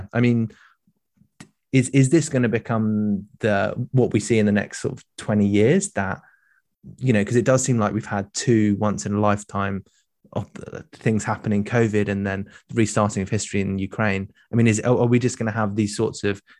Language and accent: English; United Kingdom; my experience of being British